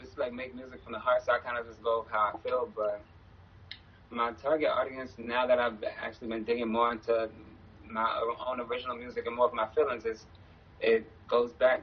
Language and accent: English; New York City, New York, United States; also born or lived in Bronx, New York / Jamaica, Queens, New York; I'm originally from the Bronx. I was born in the Bronx. I moved to Queens, in Jamaica, Queens, when I was 9, and then to Far Rockaway when I was 11. So from there, I just was like raised in Far Rockaway